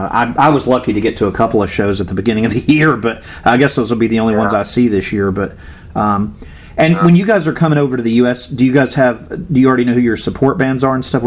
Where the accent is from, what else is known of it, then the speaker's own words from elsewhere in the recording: Florida, United States; I grew up in Florida.